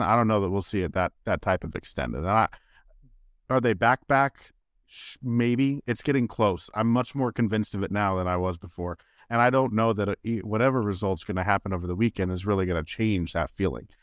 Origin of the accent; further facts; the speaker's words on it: Bay Area, California, United States; now in Kansas City, United States; I grew up in Bay Area